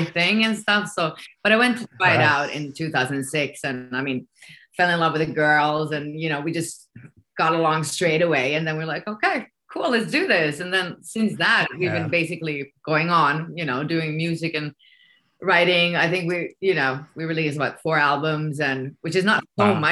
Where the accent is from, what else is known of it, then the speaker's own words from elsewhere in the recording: Finland; accent: Finnish English; first language Swedish; English is a second language; Swedish is my first language. Yeah, I'm Finnish-Swedish.